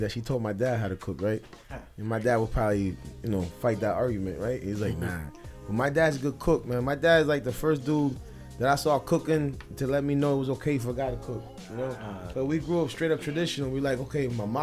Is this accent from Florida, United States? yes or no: no; New Haven, Connecticut, United States; I grew up in Fairhaven in the 80s.